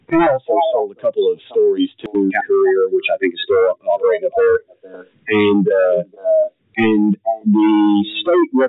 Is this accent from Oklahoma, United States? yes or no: yes; Oklahoma, United States; now in Vermont, United States; I'm from Oklahoma. Talk about Flatlander.